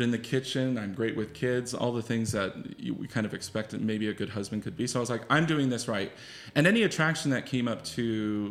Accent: Iowa, United States; also born or lived in Logan, Utah; I was raised primarily in Iowa

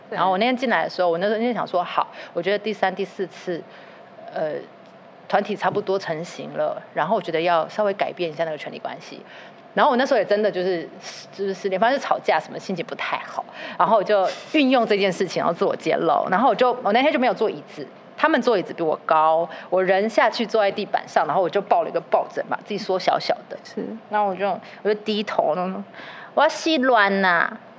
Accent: Tainan, Taiwan; 然后我台南人

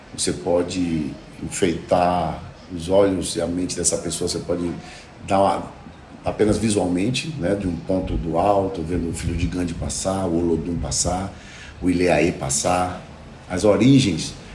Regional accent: Salvador, Bahia, Brazil; eu nasci na Cidade Baixa, no Hospital da Sagrada Família

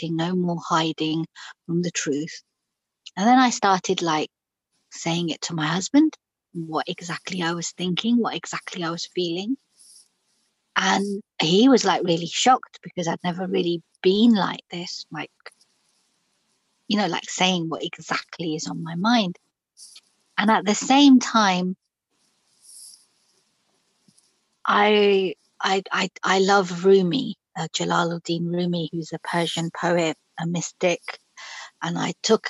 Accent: Pakistan; now in London, United Kingdom; I'm Pakistani. I was born in Pakistan

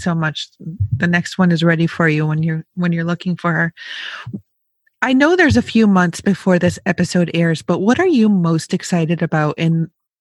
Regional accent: Western New York, United States; I grew up on the East Coast in Western New York.

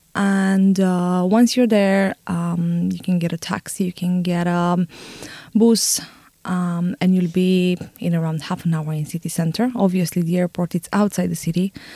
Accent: Bucharest, Romania; now in Dublin, Ireland; I'm exactly from Bucharest

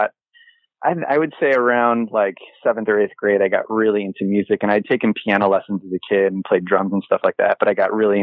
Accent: Chicago, Illinois, United States; growing up in Chicago

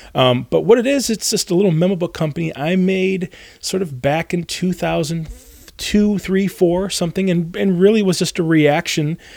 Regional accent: Northern Michigan, United States; where I grew up in the Midwest, you grow, I'm from Northern Michigan

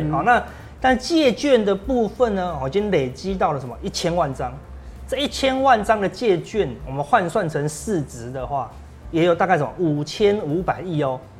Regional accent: Taiwan; 我们台湾人的老板都要有些什么一个礼拜就看一次绩效了，

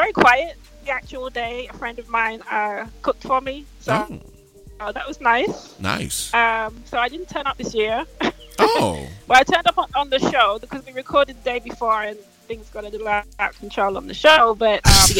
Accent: England, United Kingdom; we were pretty English.

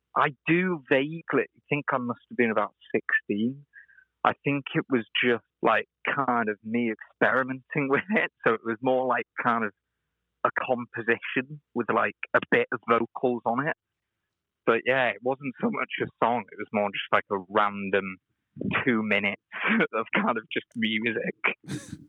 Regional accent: Wales, United Kingdom; now in Liverpool, United Kingdom; I'm originally Welsh, uh, from Wales, originally, and now I live in Liverpool.

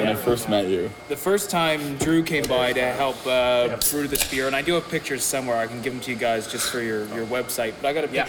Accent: Victoria, British Columbia, Canada; moved away as an adult; also born or lived in China / Adelaide; I'm from Victoria, BC, originally

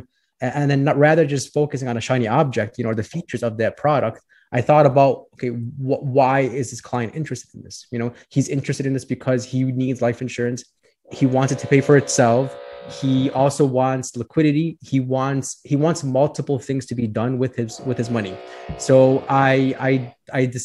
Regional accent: Orland Park, Illinois, United States; also born or lived in Chicago, Illinois; So I grew up in the southwest suburbs of Chicago. It's called Orland Park.

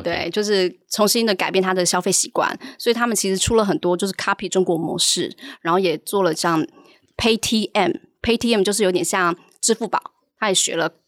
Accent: Taiwan; moved away as an adult; also born or lived in Hong Kong / China; 我是台湾人，然后我之前是在荷兰银行跟汇丰银行在台湾的时候，然后后来的话，我就去香港汇丰，然后就到了中国

